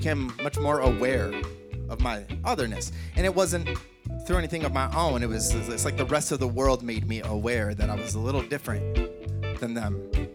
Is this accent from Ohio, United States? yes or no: yes; Northeast Ohio, United States; also born or lived in Chicago; I was born and raised in the US. I'm from Northeast Ohio